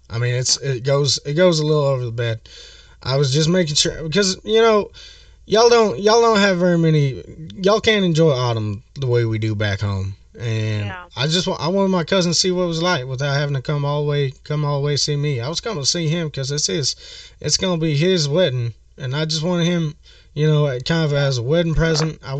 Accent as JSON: {"language": "English", "region": "Midwest", "country": "United States", "said": "So, you know, I'm from the Midwest and y'all ain't got very many leaves around here, right?"}